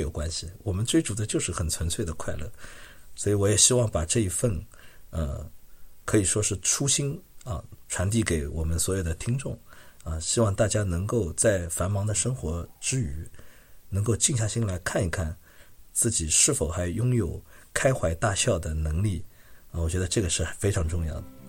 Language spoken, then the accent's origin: Chinese; Shanghai, China; now in Montreal, Canada; 我是上海人嘛，我们从小都是看滑稽戏